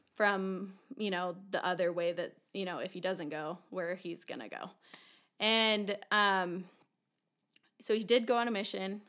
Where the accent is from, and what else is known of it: Taylorsville, Utah, United States; born or raised there